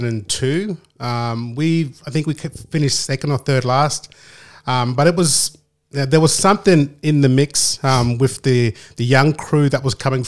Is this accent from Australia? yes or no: yes; Rockhampton, Queensland, Australia; moved away; I grew up in Rockhampton, which is known as Drumble Country. I spent all my years primary school, high school, playing rugby league for the school